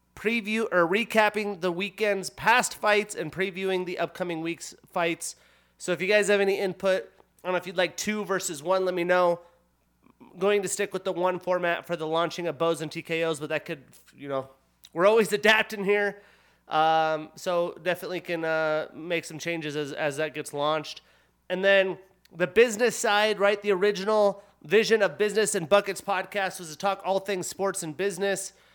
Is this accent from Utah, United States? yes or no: yes; Salt Lake City, Utah, United States; I grew up watching games in Salt Lake City at the Delta Center